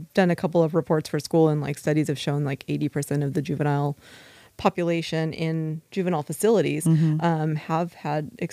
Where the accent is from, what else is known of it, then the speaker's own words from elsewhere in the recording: Ventura County, California, United States; I am from Ventura County. We've been here since I was four, and I went through the juvenile and foster systems in the county